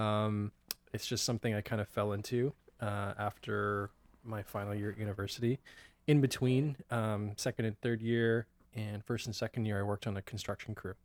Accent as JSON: {"language": "English", "town": "Abbotsford", "region": "British Columbia", "country": "Canada", "tie": "born or raised there", "also_born_or_lived": "Ottawa / Kelowna / Vancouver", "said": "grew up in Abbotsford. Yeah. Originally, um, I was born in Ottawa. My parents moved from Ottawa to Kelowna for a few years uh, for my dad's job, and then uh, we moved to Abbotsford when I was seven"}